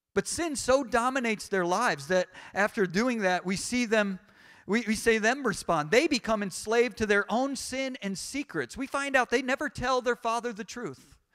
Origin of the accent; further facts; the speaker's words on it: United States; I'm American, I'm not British